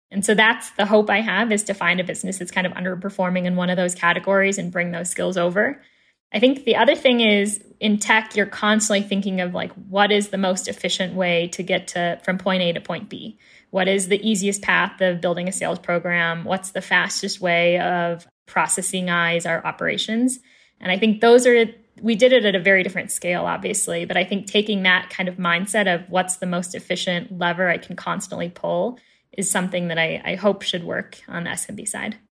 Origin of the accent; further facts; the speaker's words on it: Chicago, Illinois, United States; born and raised in Chicago